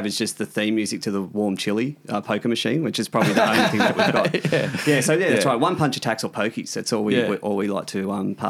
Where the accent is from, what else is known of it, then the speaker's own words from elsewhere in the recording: Bathurst, New South Wales, Australia; I'm from Bathurst